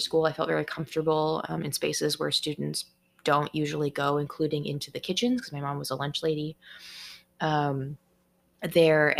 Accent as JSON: {"language": "English", "town": "Seattle", "region": "Washington", "country": "United States", "tie": "born or raised there", "said": "I'm from the Seattle area in Washington state"}